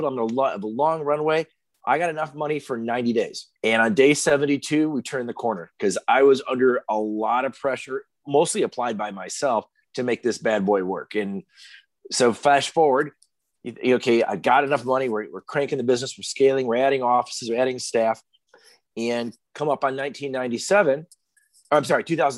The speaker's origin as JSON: {"language": "English", "region": "Michigan", "country": "United States", "tie": "born or raised there", "said": "I grew up on a farm in mid-Michigan, real tiny farm"}